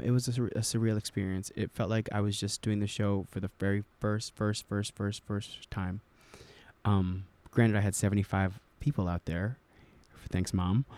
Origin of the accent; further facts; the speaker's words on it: New Jersey, United States; I'm from New Jersey